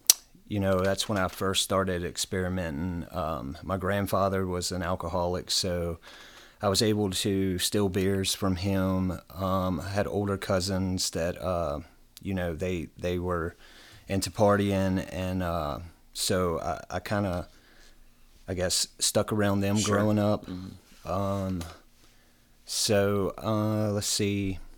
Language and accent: English; Bedford, Virginia, United States; I'm from Bedford, Virginia, born and raised, small town.